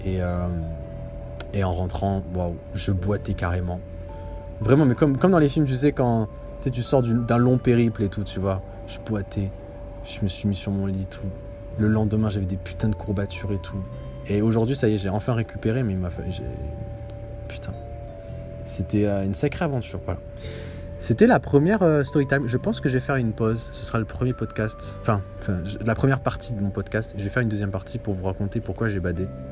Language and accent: French; Algeria; now in Canada; je suis algérien